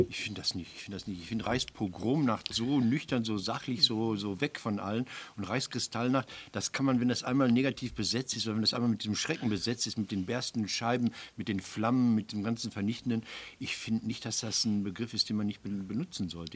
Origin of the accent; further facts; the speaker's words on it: Marl, North Rhine-Westphalia, Germany; In Mahl, wo ich herkomme